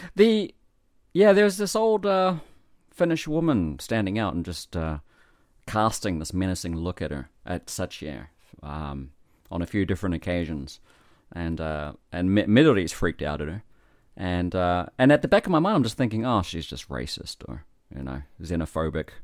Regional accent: New Zealand; moved away as an adult; now in Japan; I am in Japan from New Zealand

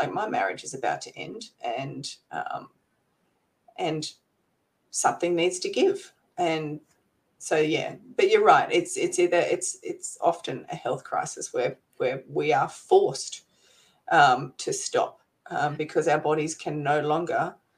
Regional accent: Canberra, Australian Capital Territory, Australia; now in Gold Coast, Australia; I'm originally from Canberra, which is sort of the capital city here in Australia

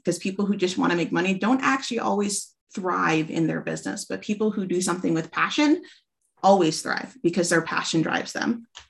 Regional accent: Alaska, United States; moved away as an adult; now in Washington, United States; originally from Alaska. Um, we moved down to Washington a couple years ago

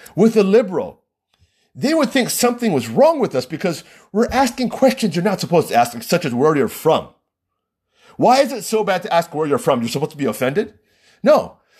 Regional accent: Hawaii, United States; I come from Hawaii

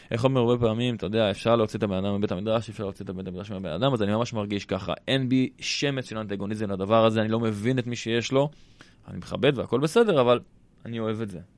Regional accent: Jerusalem, Jerusalem District, Israel; גדלתי בבית דתי. בירושלים

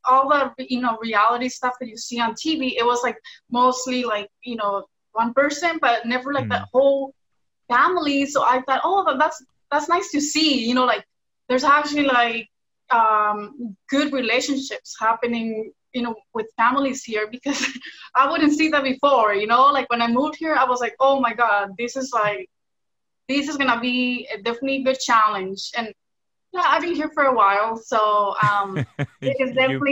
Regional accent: Washington, United States; first language Spanish; English is a second language; moved away as an adult; also born or lived in Mexico; now in Los Angeles, United States; I was born here, but I'm Mexican. I lived in Mexico when I was a baby. And then I grew up in Washington State with my family, but my first language is Spanish

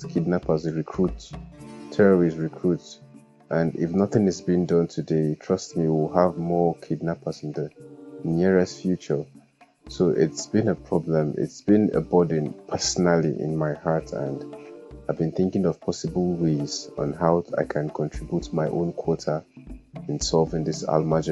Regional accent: Kaduna State, Nigeria; also born or lived in Kogi State; now in Jos, Nigeria; I'm from Kogi State, but I grew up in Kaduna and I'm currently living

